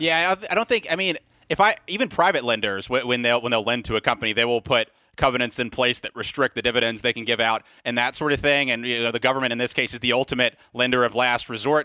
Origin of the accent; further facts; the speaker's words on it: Mobile, Alabama, United States; my hometown, Mobile, Alabama